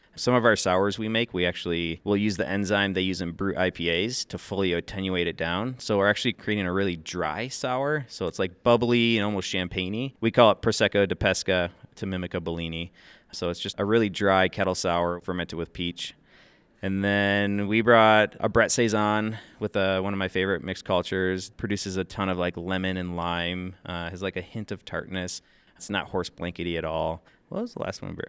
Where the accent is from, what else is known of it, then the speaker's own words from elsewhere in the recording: Grand Rapids, Michigan, United States; now in New Orleans, United States; I grew up in Grand Rapids, Michigan